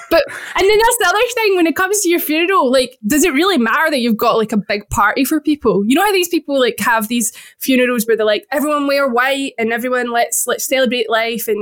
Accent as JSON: {"language": "English", "region": "Scotland", "country": "United Kingdom", "said": "I'm Scottish"}